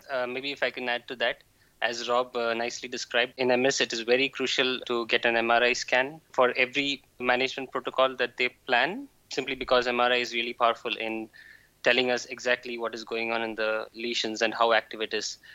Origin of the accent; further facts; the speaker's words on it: India; now in Jülich, Germany; I'm from India.